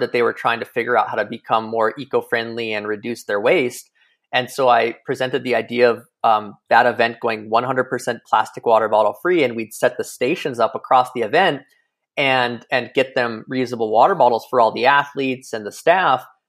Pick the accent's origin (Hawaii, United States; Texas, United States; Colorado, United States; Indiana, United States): Hawaii, United States; Kilauea; moved away as an adult; I grew up in Hawaii, um, you know, eighteen years on the north shore of Kauai in Kilauea.